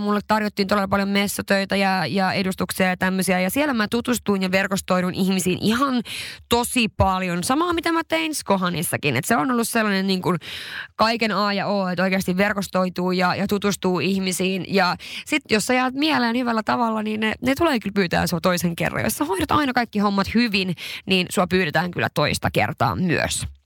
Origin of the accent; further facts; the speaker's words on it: Sweden; also born or lived in Levi, Finland; now in Helsinki, Finland; mä olin Ruotsista kotoisin